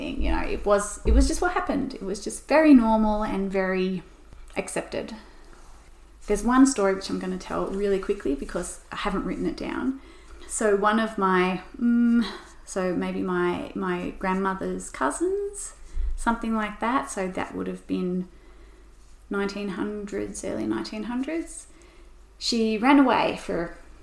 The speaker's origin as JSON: {"language": "English", "region": "Tasmania", "country": "Australia", "said": "We came out late, so I'm only fifth generation Tasmanian."}